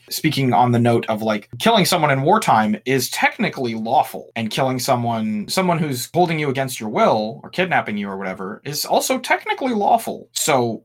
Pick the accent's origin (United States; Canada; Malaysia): United States